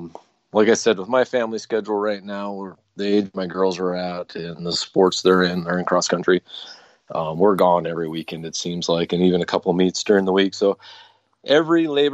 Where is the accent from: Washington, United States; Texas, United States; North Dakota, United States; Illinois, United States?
North Dakota, United States; I grew up in North Dakota, grew up in a hunting family.